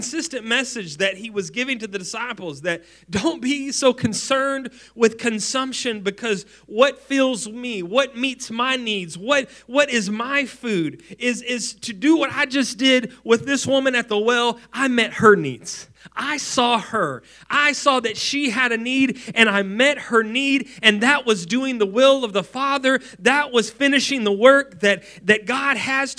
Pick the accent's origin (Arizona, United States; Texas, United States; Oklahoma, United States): Texas, United States; West; a poor family growing up in West Texas